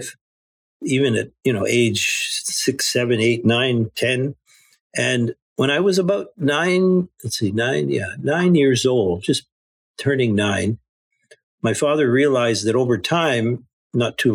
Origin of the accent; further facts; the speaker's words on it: Kitchener-Waterloo, Ontario, Canada; where I grew up was in Kitchener-Waterloo, Ontario, Canada